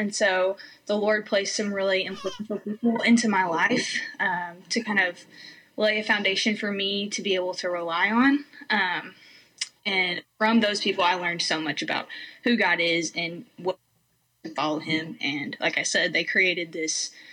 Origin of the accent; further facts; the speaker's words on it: Arkansas, United States; also born or lived in Georgia, United States; I moved from Georgia to Arkansas when I was 10 years old.